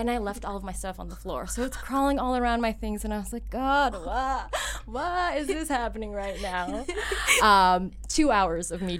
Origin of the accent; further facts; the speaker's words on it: Philippines; everyone, I'm Filipino.